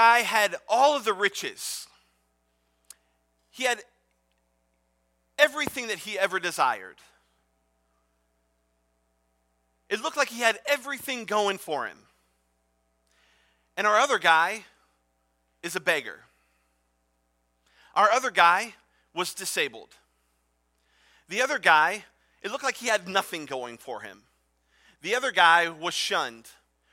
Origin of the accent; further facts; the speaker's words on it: Cleveland, Ohio, United States; I'm from Cleveland, Ohio